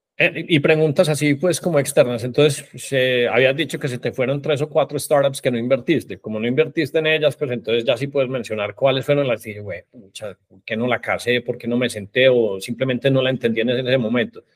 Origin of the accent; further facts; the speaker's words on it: Colombia; siendo colombiano